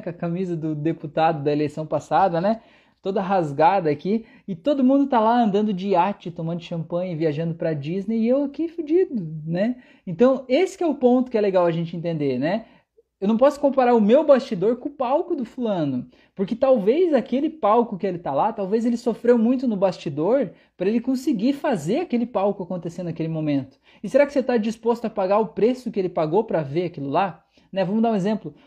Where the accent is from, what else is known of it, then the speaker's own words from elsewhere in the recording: Brazil; eu sou brasileiro e falo do jeito que eu quiser